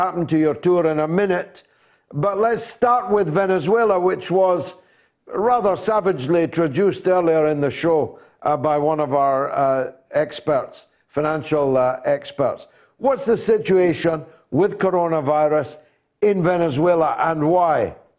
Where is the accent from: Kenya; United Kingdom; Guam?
United Kingdom; Dundee, Scotland; Dundee, my hometown